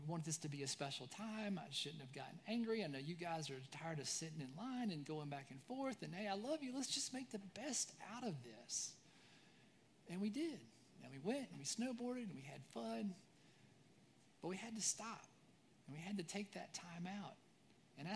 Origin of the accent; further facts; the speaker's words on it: United States; I'm an American